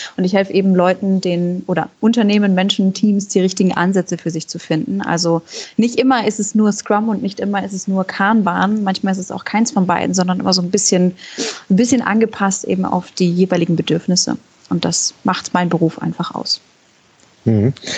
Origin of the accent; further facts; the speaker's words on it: Germany; ich komme ursprünglich aus der Nähe von Hamburg und Moin ist schon sehr treffend